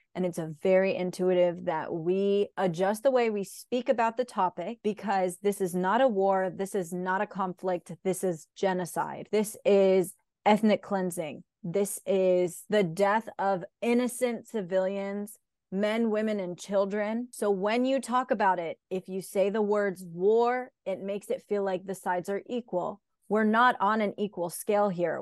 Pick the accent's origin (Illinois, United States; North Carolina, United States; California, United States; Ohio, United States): North Carolina, United States; Raleigh; I'm from Raleigh, North Carolina. Mm-hmm. Where are you really from? And I'd be like, Raleigh, North Carolina. I was born here